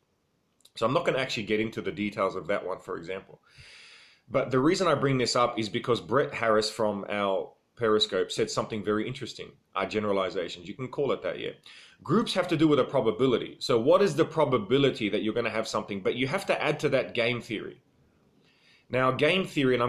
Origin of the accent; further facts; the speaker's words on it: Australia; I am Australian.